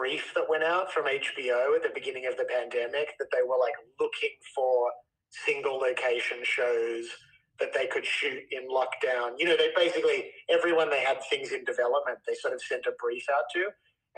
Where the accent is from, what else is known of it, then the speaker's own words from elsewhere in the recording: Australia; moved away as an adult; now in United States; being Australian and sort of growing up in a culture that was a bit like, everything's chill